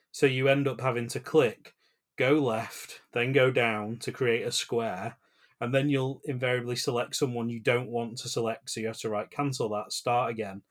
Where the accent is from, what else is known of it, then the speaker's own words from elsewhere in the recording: United Kingdom; as the British